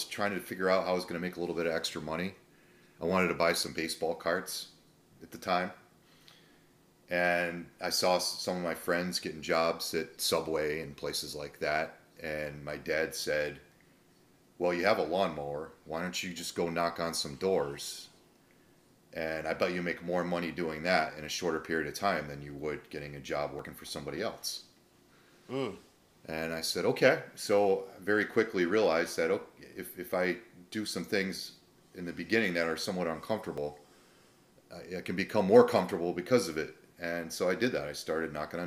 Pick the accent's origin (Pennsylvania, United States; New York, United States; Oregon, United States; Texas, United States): New York, United States; Cooperstown; moved away as an adult; also born or lived in Boston / Hawaii; now in Florida, United States; Grew up in upstate New York